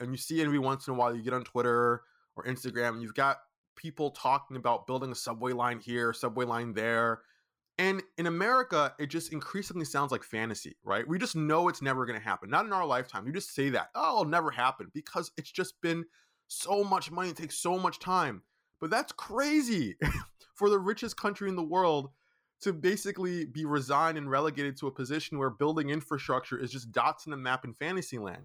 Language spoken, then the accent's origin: English; Brooklyn, New York, United States; also born or lived in Boston; I was born and raised in Brooklyn, New York. I live in Brooklyn, New York